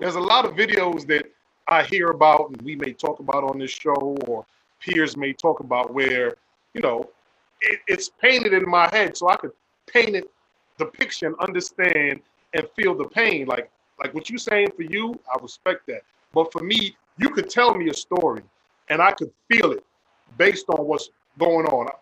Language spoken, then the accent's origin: English; Jamaica; I'm Jamaican.